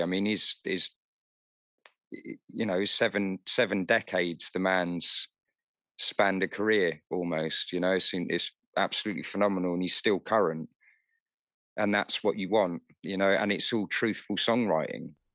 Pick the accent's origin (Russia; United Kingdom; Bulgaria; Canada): United Kingdom; London; moved away as an adult; now in Kent, United Kingdom; I grew up in North London, um, so technically, I'm a city boy